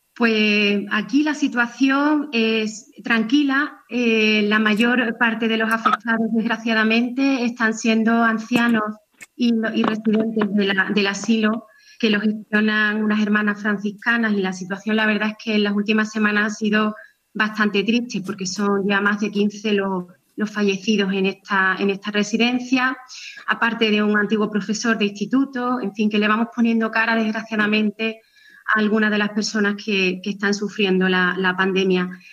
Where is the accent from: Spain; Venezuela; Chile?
Spain; Seville, Andalusia; Sevilla, que fue donde, bueno, que es mi ciudad natal, salí allí, estudié en la Universidad de Sevilla